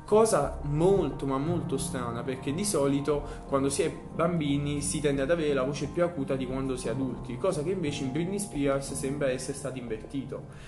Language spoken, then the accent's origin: Italian; Naples, Campania, Italy; da noi partenopei